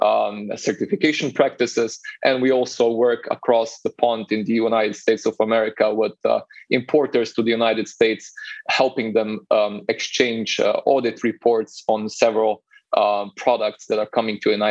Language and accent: English; Slovenia; I'm originally from Slovenia